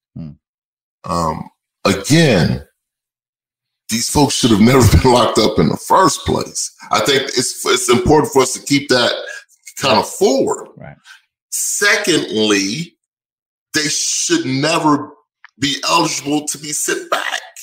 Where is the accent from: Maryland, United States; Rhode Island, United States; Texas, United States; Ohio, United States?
Texas, United States; Austin; moved away; I'm originally from Austin, Texas.